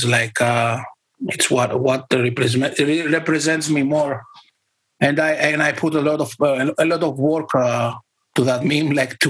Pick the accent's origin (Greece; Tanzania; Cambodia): Greece; I'm from Greece